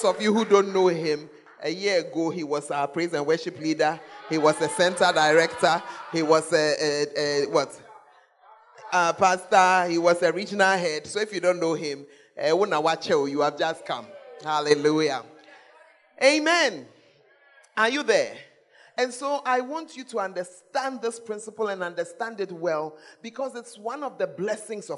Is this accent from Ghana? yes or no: yes; Ghana; if you are as Ghanaian as me, Ghanaians, we don't like change